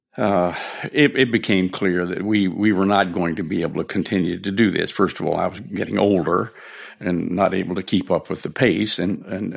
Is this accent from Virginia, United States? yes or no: yes; Edinburg, Virginia, United States; moved away as an adult; this is my hometown